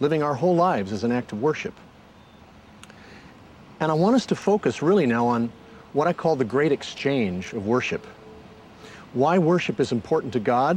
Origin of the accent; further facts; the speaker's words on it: Southern California, United States; When I was a kid growing up in Southern California